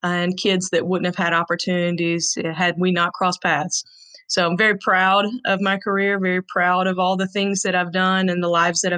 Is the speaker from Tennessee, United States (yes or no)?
yes; Franklin, Tennessee, United States; born and raised in Franklin, Tennessee